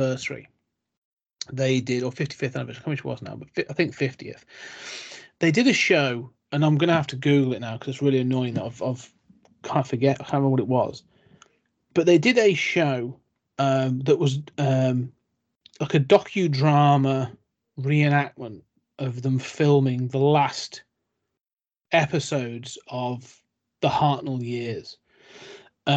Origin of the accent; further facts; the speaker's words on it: United Kingdom; I'm British